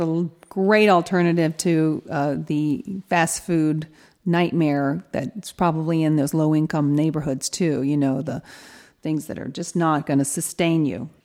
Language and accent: English; Atlanta, Georgia, United States; moved away as an adult; also born or lived in England; now in California, United States; I actually moved from Atlanta to England